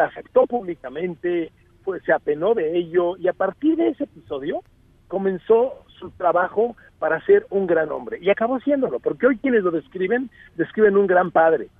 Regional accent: Mexico; vengo de México

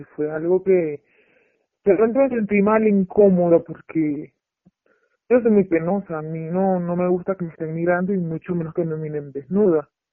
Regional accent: Venezuela; moved away as an adult; now in Mexico; Yo soy de Venezuela

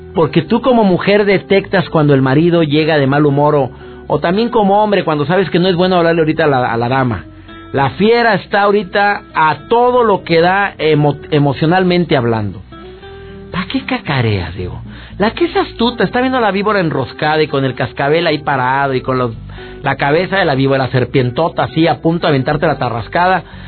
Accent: Monterrey, Nuevo León, Mexico; soy regio, soy de Monterrey igual que tú

